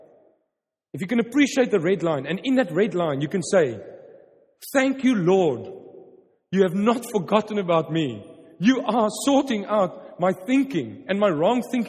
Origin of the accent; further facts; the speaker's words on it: Stellenbosch, Western Cape, South Africa; first language Afrikaans; English is a second language; I'm from Stellenbosch, wine country.